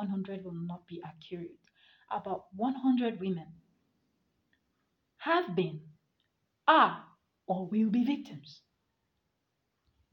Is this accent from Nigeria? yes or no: yes; Nigeria; as a Nigerian